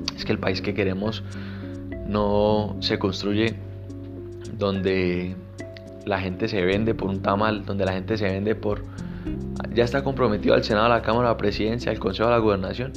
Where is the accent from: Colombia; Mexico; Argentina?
Colombia; mi país, en Colombia